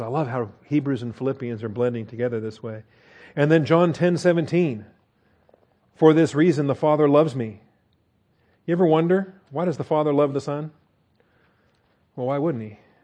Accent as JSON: {"language": "English", "region": "Washington", "country": "United States", "tie": "born or raised there", "said": "I grew up in Washington State"}